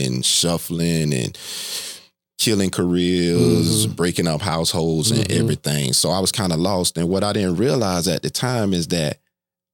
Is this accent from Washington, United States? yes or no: no; Palm Beach County, South Florida, United States; I was born and raised in the South Florida area, Palm Beach County